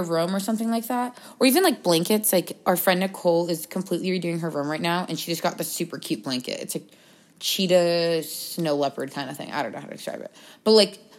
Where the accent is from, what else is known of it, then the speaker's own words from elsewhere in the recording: Boston, Massachusetts, United States; moved away as an adult; now in Arizona, United States; we go to school in Arizona, and I'm from Boston